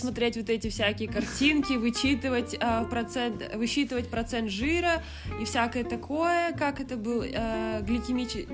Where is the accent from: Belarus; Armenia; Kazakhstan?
Kazakhstan; moved away; я же не отрицаю, что я казашка